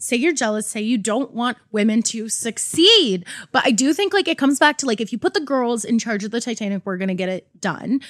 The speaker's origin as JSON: {"language": "English", "country": "Canada", "said": "I'm Canadian."}